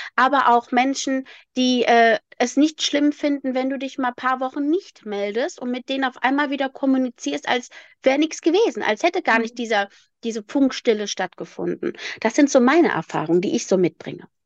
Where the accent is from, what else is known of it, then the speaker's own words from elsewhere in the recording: Rhineland, Germany; ich komme aus dem Rheinland und bei mir heißt es Berliner